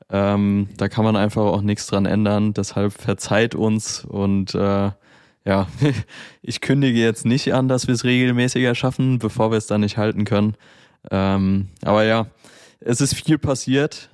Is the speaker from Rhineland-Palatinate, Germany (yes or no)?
yes; Mainz, Rhineland-Palatinate, Germany; in meiner Heimatstadt Mainz.